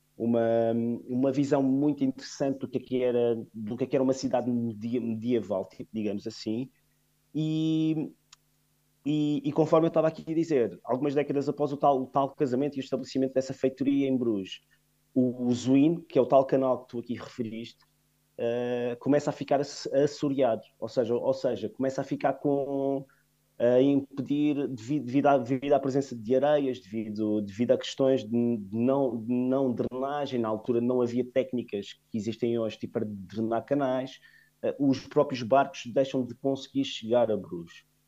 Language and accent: Portuguese; Funchal, Madeira, Portugal